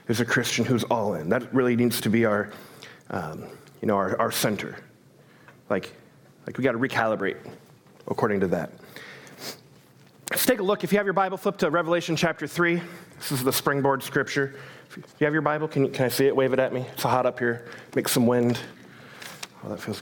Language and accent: English; United States; I'm an American